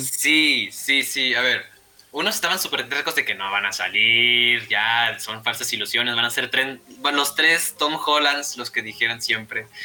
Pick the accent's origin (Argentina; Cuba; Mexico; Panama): Mexico